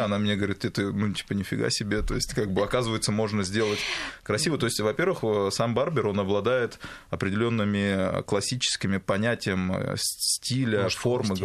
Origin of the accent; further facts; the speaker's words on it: Makhachkala, Dagestan, Russia; moved away; Я причем хотел открыть в Махачкале, там, где в Дагестане, у себя на родине